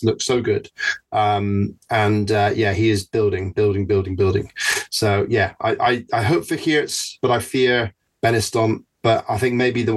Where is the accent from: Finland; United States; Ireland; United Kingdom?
United Kingdom; England; I'm English